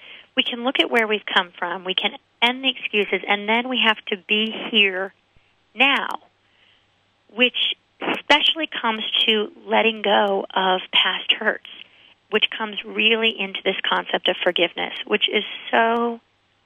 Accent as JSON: {"language": "English", "country": "United States", "tie": "born or raised there", "said": "I wasn't born in Germany. I was raised in America and born in America"}